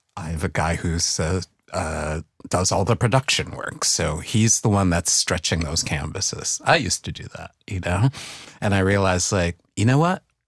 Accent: New York City, New York, United States; moved away as an adult; also born or lived in Brooklyn; I left the Bronx as soon as I could

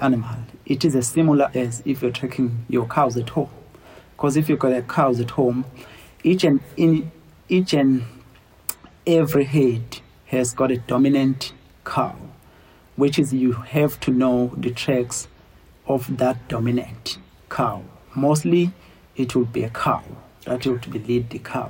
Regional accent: Kwachobe area, near Phinda Private Game Reserve, KwaZulu-Natal, South Africa; I grown up in Kwachobe area, which is not too far from the property

